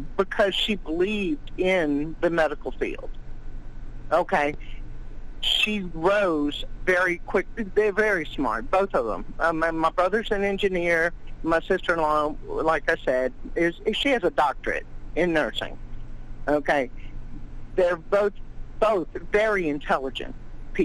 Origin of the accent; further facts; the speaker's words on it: Louisiana, United States; I'm from Louisiana